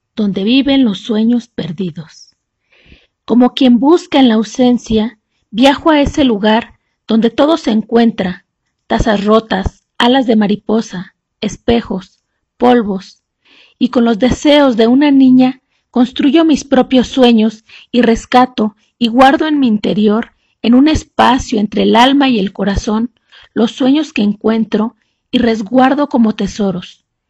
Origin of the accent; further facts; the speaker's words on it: San Miguel de Allende, Guanajuato, Mexico; soy de San Miguel de Allende, Guanajuato